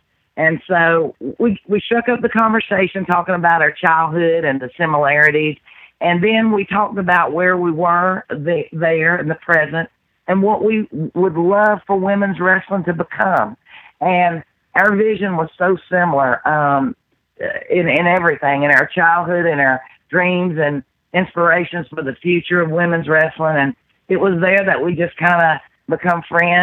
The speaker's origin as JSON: {"language": "English", "region": "Georgia", "country": "United States", "tie": "born or raised there", "said": "down here in the South, I grew up in Georgia"}